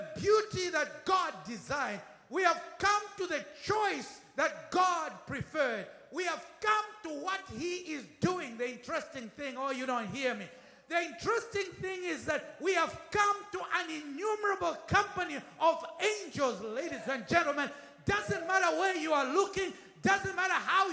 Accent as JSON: {"language": "English", "country": "United Kingdom", "accent": "British", "said": "I'm British. British accent. We learned British stuff."}